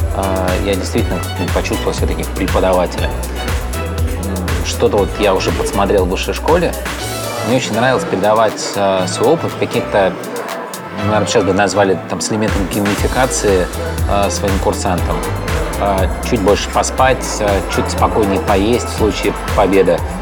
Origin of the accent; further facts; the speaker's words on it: Odesa, Odesa Oblast, Ukraine; moved away; я сам одессит